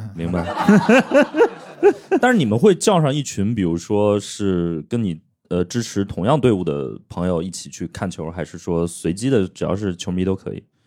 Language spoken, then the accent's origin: Chinese; Hebei, China; moved away; 我老家是河北的